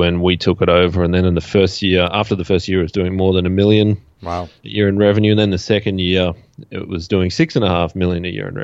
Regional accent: Australia; I'm from Australia

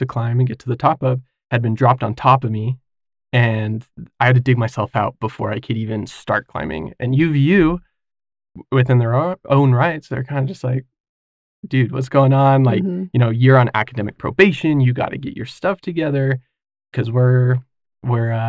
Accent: Kaysville, Utah, United States; I grew up in Kaysville from when I was, I think, six or seven on

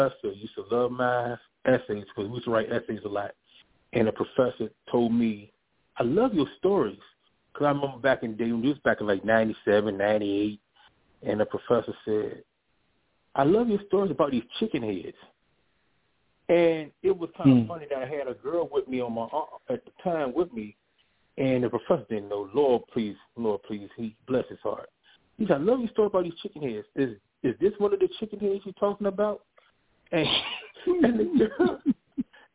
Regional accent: Virginia Beach, Virginia, United States; also born or lived in Los Angeles; I am from Virginia Beach, Virginia. Born and raised. Spent some years in Los Angeles, but I'm born and raised in Virginia Beach, Virginia

